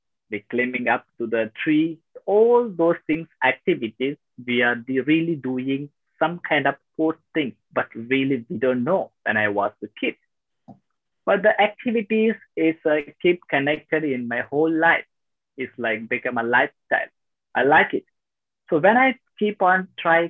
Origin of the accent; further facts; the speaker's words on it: Tamil Nadu, India; also born or lived in Thailand / Malaysia; now in Vietnam; I'm from South India, Tamil Nadu